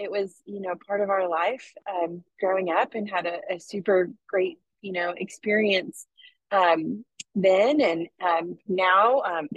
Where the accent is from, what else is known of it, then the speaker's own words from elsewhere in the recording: Waco, Texas, United States; I grew up in Waco